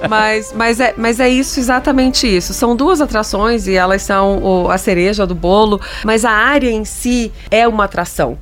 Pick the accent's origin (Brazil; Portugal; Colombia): Brazil; Brasília, Federal District; não sou de São Paulo, eu sou de Brasília e venho a São Paulo regularmente há muitos anos